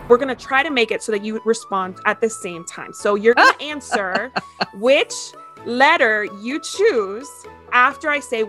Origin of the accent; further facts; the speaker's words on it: Ecuador; born there; I was born in Ecuador, actually.